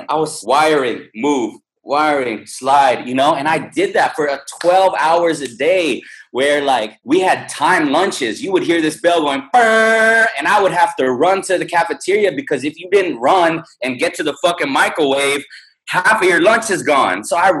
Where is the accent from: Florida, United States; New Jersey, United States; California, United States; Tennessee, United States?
California, United States; So when I was in California, I'm from the Silicon Valley.